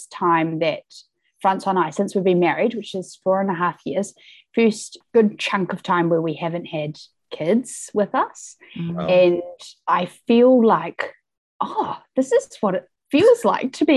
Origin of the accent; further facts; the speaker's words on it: Wellington, New Zealand; also born or lived in Auckland; I grew up in Wellington and moved to Auckland when I was 18